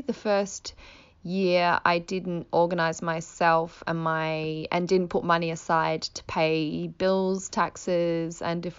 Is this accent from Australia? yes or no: yes; Australia; moved away as an adult; now in London, United Kingdom; when I moved over from Australia, it was not long after recession, it was about 2010.